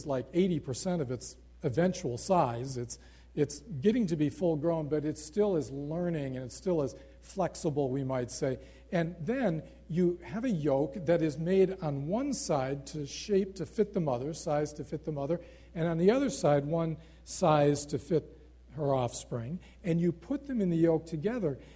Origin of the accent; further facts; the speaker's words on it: United States; moved away as an adult; I'm from America